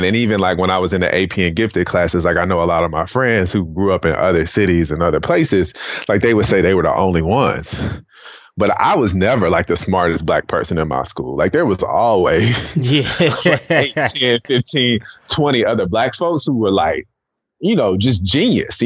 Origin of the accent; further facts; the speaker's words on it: Riverdale, Georgia, United States; also born or lived in Atlanta, Georgia; So I'm originally from, I was born in Piedmont Hospital in Atlanta, Georgia. I grew up in a city outside of Atlanta called Riverdale.